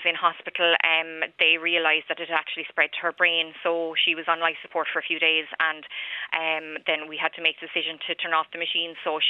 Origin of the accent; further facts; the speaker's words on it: Wexford, Leinster, Ireland; moved away as an adult; now in Waterford, Ireland; I moved to Waterford from Wexford, from home.